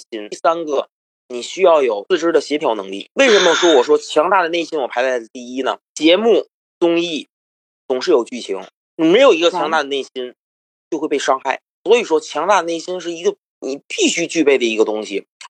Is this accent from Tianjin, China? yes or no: yes; Tianjin, China; accent: Tianjin; now in United States; 咱们天津人，